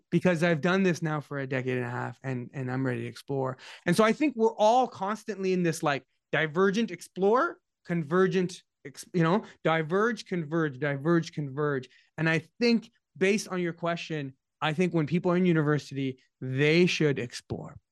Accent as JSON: {"language": "English", "town": "Ottawa", "region": "Ontario", "country": "Canada", "said": "I'm from Ottawa"}